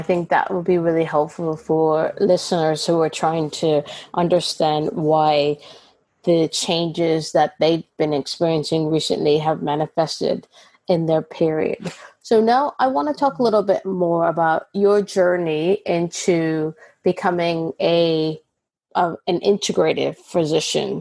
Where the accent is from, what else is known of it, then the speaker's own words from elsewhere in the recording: Canada; now in United Kingdom; So Canada, where I'm from